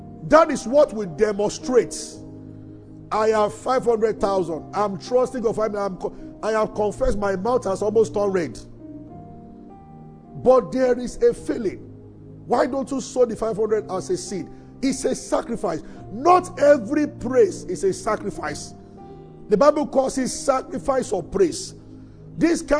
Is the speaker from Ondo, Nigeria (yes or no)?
no; Abeokuta, Ogun State, Nigeria; we grew up in Abeokuta